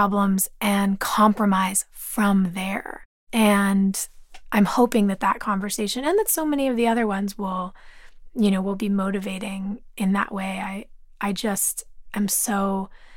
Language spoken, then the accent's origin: English; Los Angeles, California, United States; Growing up in Los Angeles